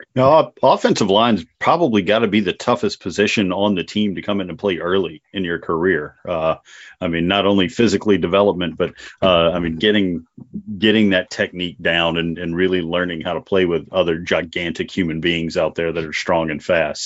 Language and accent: English; North Dakota, United States; moved away; I'm originally from North Dakota